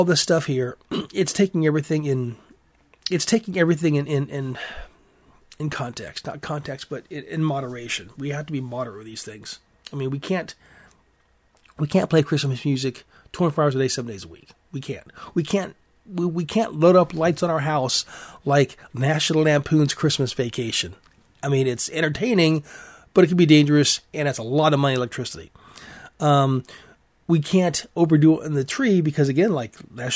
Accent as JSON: {"language": "English", "country": "United States"}